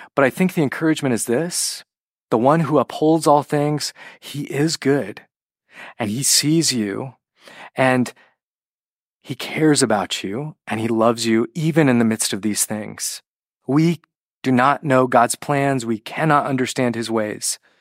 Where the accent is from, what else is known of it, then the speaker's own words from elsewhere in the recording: California, United States; I'm Western American. I'm, you know, California